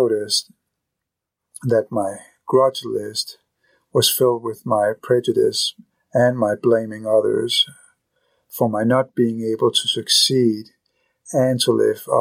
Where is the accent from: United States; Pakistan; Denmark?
Denmark; Copenhagen, Capital Region of Denmark; I am still Danish. I am still from Copenhagen.